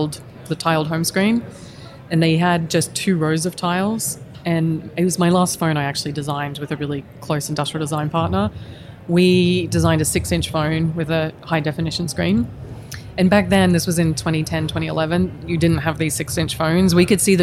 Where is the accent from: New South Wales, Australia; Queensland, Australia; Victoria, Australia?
Queensland, Australia; moved away as an adult; also born or lived in Helsinki, Finland; I'm from Queensland